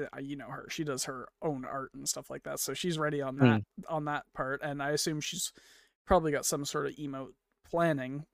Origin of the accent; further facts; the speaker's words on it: Canada; I'm Canadian